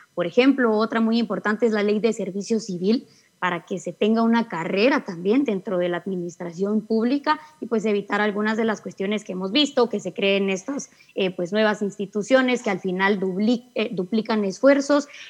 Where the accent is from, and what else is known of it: Guatemala